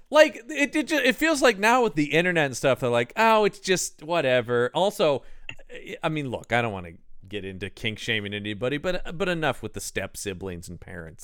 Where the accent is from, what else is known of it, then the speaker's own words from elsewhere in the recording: United States; I'm an American